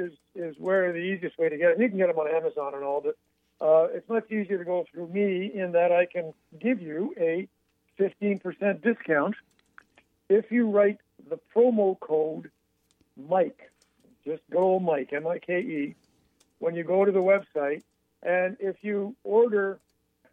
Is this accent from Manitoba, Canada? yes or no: no; Montreal, Quebec, Canada; now in Athens, United States; I'm a boy from Montreal, Canada, and here I am sitting in Athens, Georgia